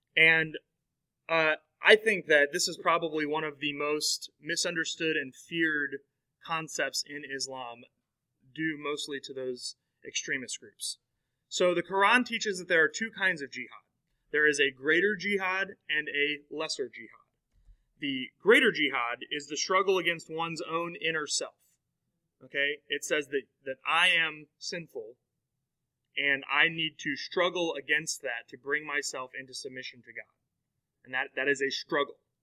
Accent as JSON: {"language": "English", "country": "United States", "said": "we, as American Christians"}